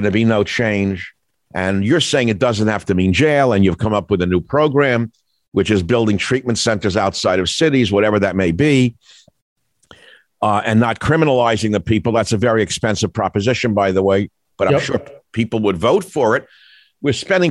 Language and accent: English; New York, United States; moved away; I grew up in New York